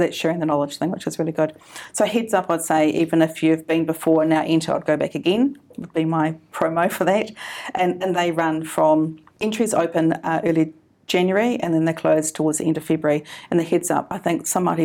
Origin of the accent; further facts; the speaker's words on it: Canterbury, New Zealand; I'm from Canterbury